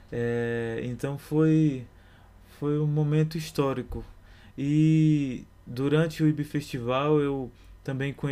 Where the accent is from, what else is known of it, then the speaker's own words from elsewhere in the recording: Bahia, Brazil; now in São Paulo, Brazil; Como eu vim da Bahia já com um clipe gravado, porém não lançado, é, a gente fez essa ponte de lançar o clipe juntamente com o financiamento coletivo